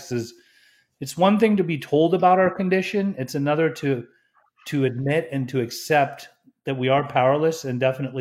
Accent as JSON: {"language": "English", "region": "Utah", "country": "United States", "tie": "born or raised there", "said": "I grew up in Utah"}